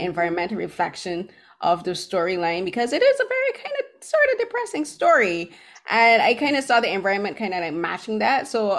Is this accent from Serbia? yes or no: no; Barbados; now in Toronto, Canada; I'm from Barbados.